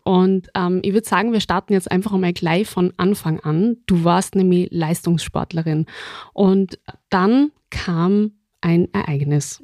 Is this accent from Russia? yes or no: no; Austria; bei uns in Österreich